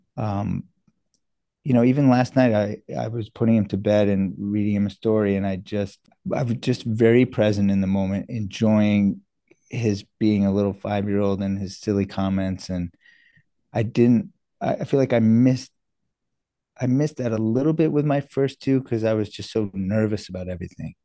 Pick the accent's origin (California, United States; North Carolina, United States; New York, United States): New York, United States; also born or lived in South Africa / Canada; now in Boston, United States; from second grade on, I was in New York, and I've been on the East Coast ever since